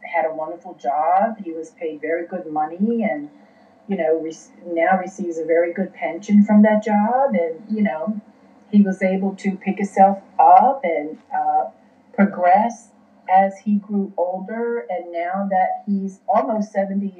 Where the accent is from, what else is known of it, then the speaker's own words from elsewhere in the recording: West Virginia, United States; moved away; even though I was born in Virginia, I grew up in West Virginia and was bounced back and forth between these two states.